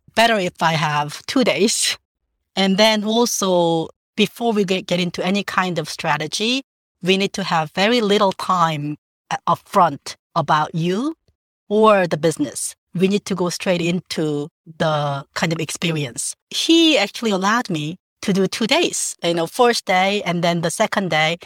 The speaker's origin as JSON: {"language": "English", "region": "Jeju", "country": "South Korea", "tie": "born or raised there", "moved": "yes", "lives_now": "New York, United States", "said": "I grew up in South Korea, in a little island called Jeju-do"}